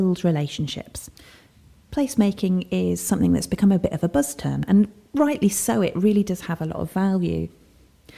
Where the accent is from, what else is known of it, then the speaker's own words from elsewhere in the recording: Burton-upon-Trent, West Midlands, United Kingdom; my hometown of Burton-upon-Trent